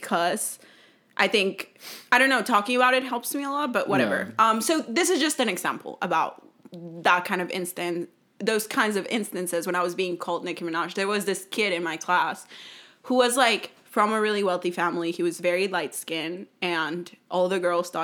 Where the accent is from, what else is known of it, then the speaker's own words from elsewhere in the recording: Mexico; now in United States; I grew up in Mexico, so all my friends are from Mexico